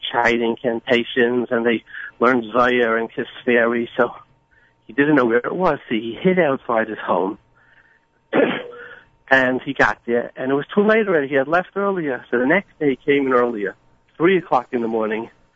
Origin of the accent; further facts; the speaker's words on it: New York City, New York, United States; I grew up in Borough Park and Flatbush with all the good Jews